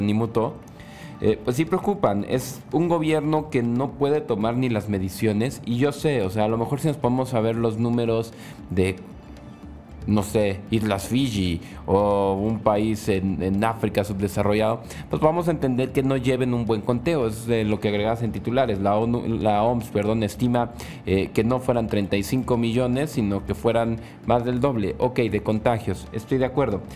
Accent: Mexico; como mexicanos

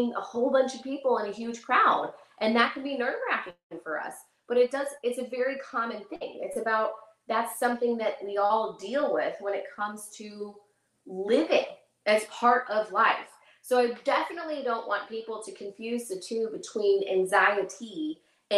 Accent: McKinney, Texas, United States; I am from McKinney, Texas.

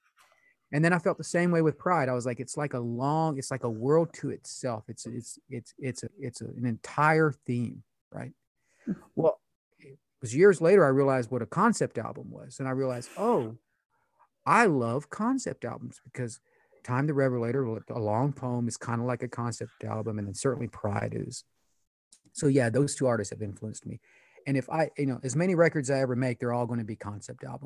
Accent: Eastern Kentucky, United States; English is a second language; I grew up in Eastern Kentucky

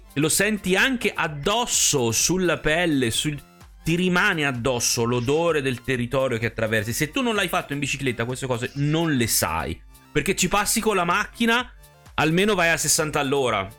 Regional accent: Tuscany, Italy; moved away; io poi sono nato in Toscana

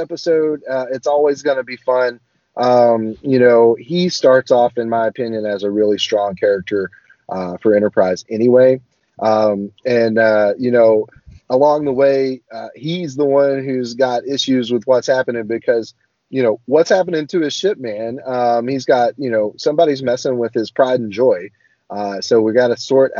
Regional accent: the South, Southern United States, United States; as a Southern boy myself

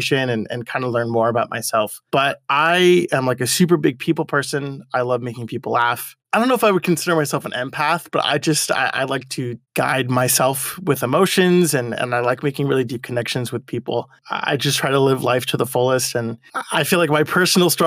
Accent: Monrovia, California, United States; I've lived in Monrovia my whole life

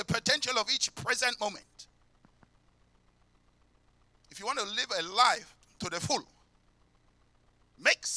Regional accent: London, United Kingdom; I came from Peckham.

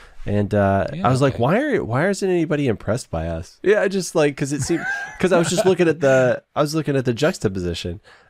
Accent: Canada; what makes you think I'm Canadian?

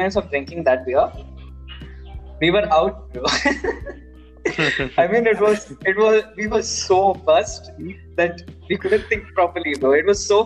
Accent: Mangalore, Karnataka, India; moved away as an adult; now in Bangalore, India; I'm from Mangalore, so I haven't gone much outside in Mangalore because of course my parents are here

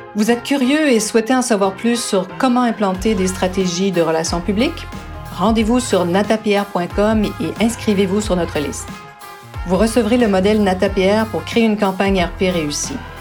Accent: Canada; avec mon, mon accent, je ne suis pas française, mais bien de, du Canada. J'ai appris le français au Canada

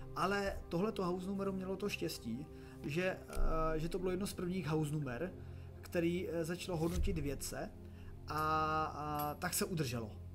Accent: Czechia; jsem z České republiky

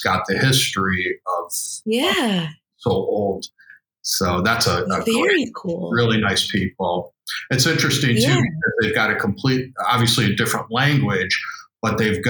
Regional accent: Chicago, Illinois, United States; I'm from Chicago.

